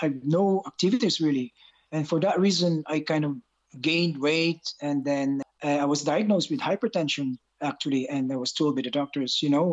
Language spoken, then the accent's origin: English; Bacolod, Western Visayas, Philippines; moved away as an adult; also born or lived in Ireland; now in Dublin, Ireland; I originally came from the middle part of the Philippines, which is Bacolod City in Negros. I came to Ireland 20 years ago.